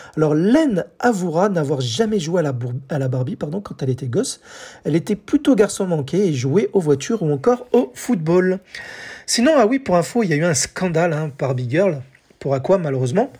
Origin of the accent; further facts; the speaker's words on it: France; chez nous, en France